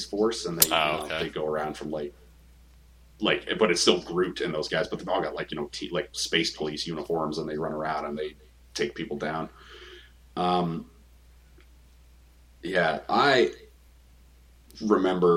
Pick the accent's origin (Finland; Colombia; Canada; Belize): Canada; as a Canadian, and as a Canadian who likes both sports and comics